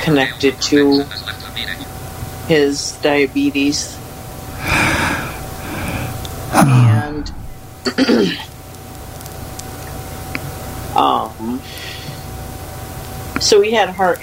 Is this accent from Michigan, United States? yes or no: yes; Kalamazoo, Michigan, United States; I'm from Kalamazoo, Michigan